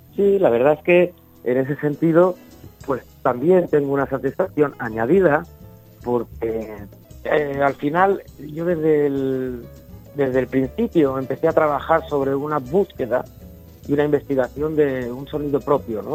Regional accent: Valencia, Valencian Community, Spain; Yo soy de Valencia

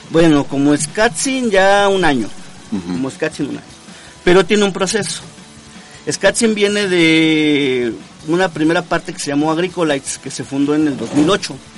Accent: Puebla, Mexico; Soy del estado de Puebla

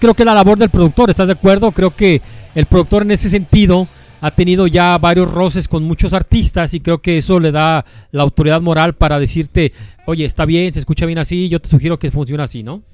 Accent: Guadalajara, Jalisco, Mexico; Nosotros somos de Guadalajara

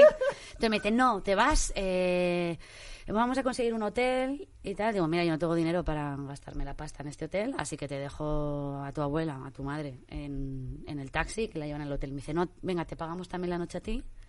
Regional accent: Spain; soy española

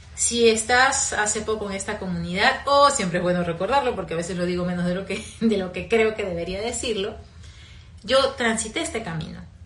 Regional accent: Peru; moved away; also born or lived in Caracas, Venezuela; Yo soy peruana, vivía en Perú

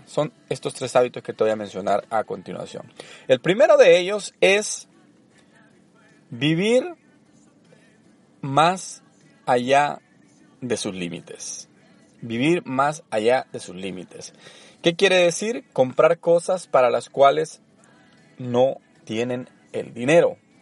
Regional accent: El Salvador; moved away as an adult; also born or lived in Orange, California; now in United States; Soy originario de El Salvador, tengo viviendo en Estados Unidos más de una década

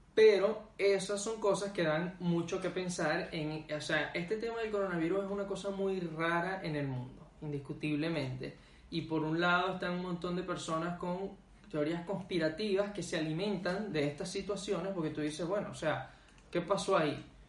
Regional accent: Venezuela; moved away as an adult; uno como venezolano que viene de un país

